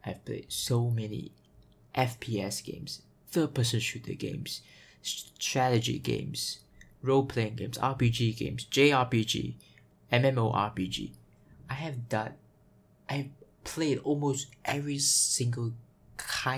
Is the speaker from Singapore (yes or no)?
yes; Singapore; I am from Singapore, Singapore, born here, raised here, in a Chinese family